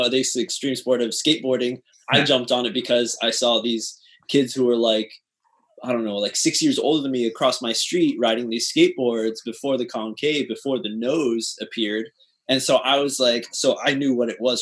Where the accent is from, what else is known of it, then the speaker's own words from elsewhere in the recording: United States; moved away; my hometown in the States